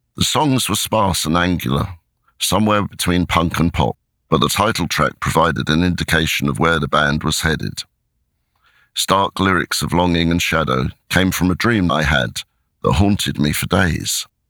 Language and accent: English; Crawley, South East England, United Kingdom; I am in a darkened bedroom in my hometown of Crawley